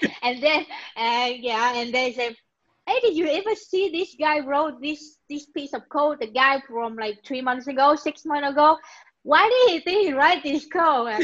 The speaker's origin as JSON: {"language": "English", "country": "Vietnam", "moved": "as an adult", "lives_now": "Israel", "said": "I'm currently living in Israel. I'm originally from Vietnam. I've been living here for about 10 years or more."}